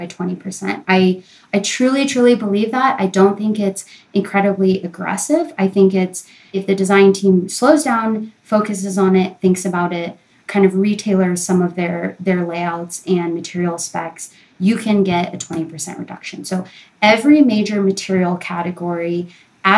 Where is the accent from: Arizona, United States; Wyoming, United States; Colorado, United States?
Colorado, United States; it was in my home state.